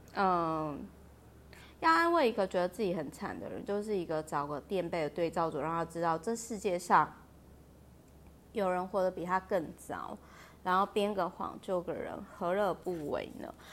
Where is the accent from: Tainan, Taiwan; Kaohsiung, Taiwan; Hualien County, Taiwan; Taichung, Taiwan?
Kaohsiung, Taiwan; moved away; 因为我老家是在高雄嘛 然后在乡下